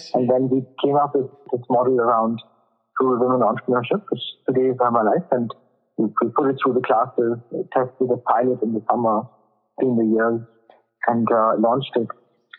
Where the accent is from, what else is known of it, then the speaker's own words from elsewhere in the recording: Germany; So I was born and brought up in Germany. I went to school here, then studied in France